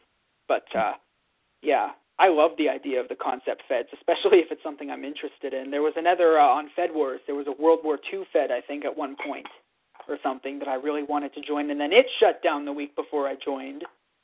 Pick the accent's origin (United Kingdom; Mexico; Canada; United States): Canada; plan was to become the Prime Minister of Canada and get involved that way, because I'm Canadian and that would be natural.